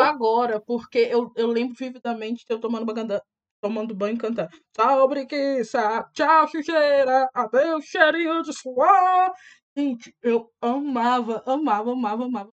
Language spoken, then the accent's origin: Portuguese; Itabira, Minas Gerais, Brazil; na minha cidade, Itabira